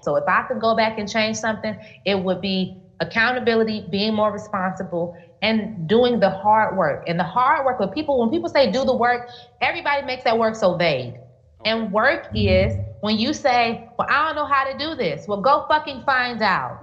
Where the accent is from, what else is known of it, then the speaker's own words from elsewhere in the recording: Gary, Indiana, United States; moved away as an adult; now in Thailand; growing up in Gary